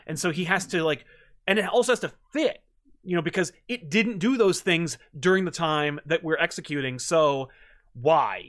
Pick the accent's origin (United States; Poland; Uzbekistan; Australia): United States; as an American